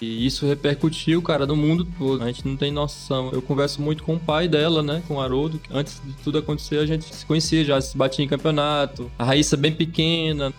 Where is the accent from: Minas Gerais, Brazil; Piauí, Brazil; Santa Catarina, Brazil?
Piauí, Brazil; Teresina; also born or lived in Brasília; Eu sou natural de Teresina, sempre morei aqui na Zona Leste, no bairro Ninga.